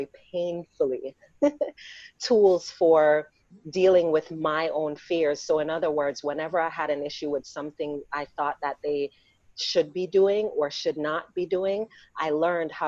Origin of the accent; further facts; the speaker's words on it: Jamaica; we're Black and we're Jamaican